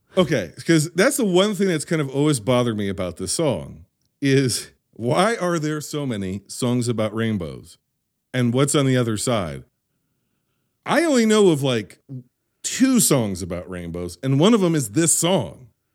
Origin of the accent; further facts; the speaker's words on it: United States; I am an American.